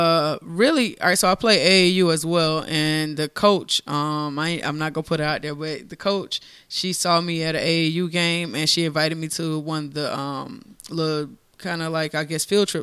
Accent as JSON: {"language": "English", "town": "Augusta", "region": "Georgia", "country": "United States", "tie": "born or raised there", "also_born_or_lived": "Monterey, California", "said": "I actually was born in Monterey, California, but I was raised in Augusta, Georgia. I love my city."}